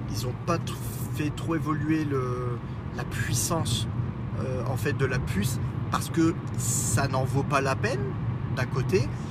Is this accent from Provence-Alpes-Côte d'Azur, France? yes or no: no; Lorraine, Grand Est, France; accent: Lorrain; mon accent lorrain